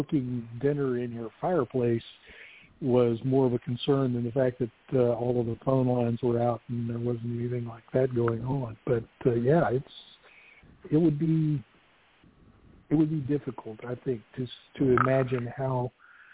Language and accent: English; Amarillo, Texas, United States; I grew up in Amarillo, Texas